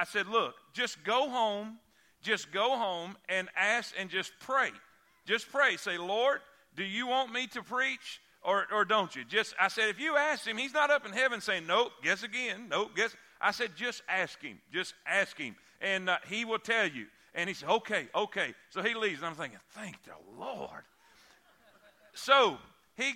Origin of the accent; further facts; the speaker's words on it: South Florida, United States; moved away as an adult; also born or lived in Fort Pierce, Florida; now in Alabama, United States; I'm from South Florida